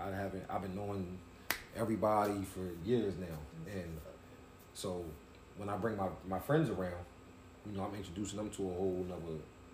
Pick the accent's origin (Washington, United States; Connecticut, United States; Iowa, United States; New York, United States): New York, United States; now in Delaware, United States; I'm from New York.